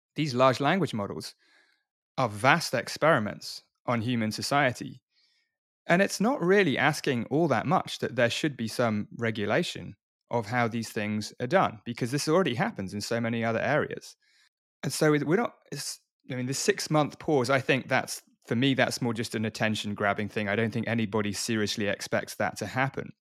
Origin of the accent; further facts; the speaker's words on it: Oxford, South East England, United Kingdom; I wasn't born in London. I was born in Oxford.